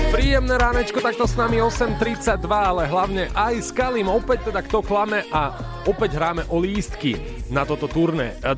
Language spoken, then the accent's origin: Slovak; Trnava Region, Slovakia; dedinka pri Senici.